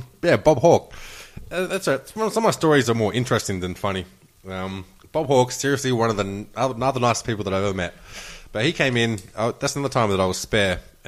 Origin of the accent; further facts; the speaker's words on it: Broken Hill, New South Wales, Australia; Oh, I'm from Broken Hill. That's a good labour town. Very good labour town down there.